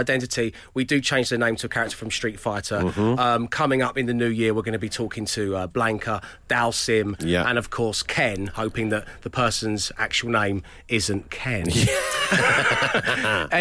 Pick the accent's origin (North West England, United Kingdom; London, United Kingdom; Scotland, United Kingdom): London, United Kingdom; accent: South London; my South London accent